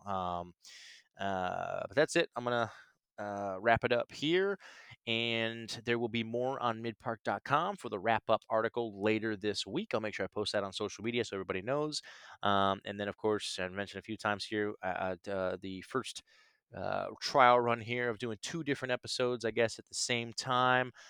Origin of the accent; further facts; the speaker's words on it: Canton, Ohio, United States; moved away as an adult; now in Nashville, United States; growing up in Canton, Ohio, um, it's not a small town